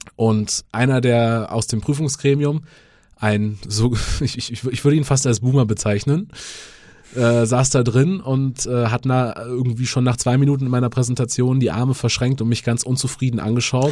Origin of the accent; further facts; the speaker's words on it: rural suburb of Munich, Bavaria, Germany; ich bin auf dem Land aufgewachsen, äh, Vorort von München, aber schon sehr ländlich